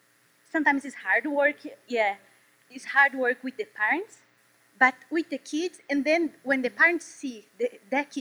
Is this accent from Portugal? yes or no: no; Brazil; English is a second language; moved away as an adult; also born or lived in Washington, D.C.; now in South Carolina, United States; when I first come over here to US, it was like 6 years ago from Brazil